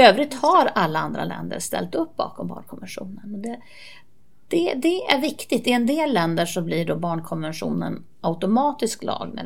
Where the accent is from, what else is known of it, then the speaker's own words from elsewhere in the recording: Kalix, Norrbotten County, Sweden; also born or lived in Seskarö; När jag var barn så bodde jag på en ö i Bottenviken som hette Seskarö. Och sen flyttade vi in till Kalix.